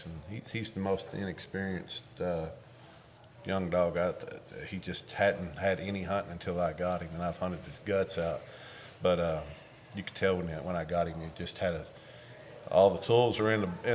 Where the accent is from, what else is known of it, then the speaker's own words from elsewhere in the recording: Jeffersonville, Kentucky, United States; We're from a little town outside of Mount Sterling called Jeffersonville, about 30 minutes east of Lexington.